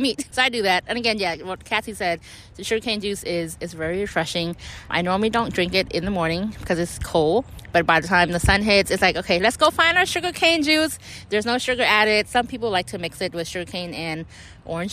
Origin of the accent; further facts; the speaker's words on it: California, United States; now in Philadelphia, United States; I'm originally from California. And I also grew up in a Cambodian community as well.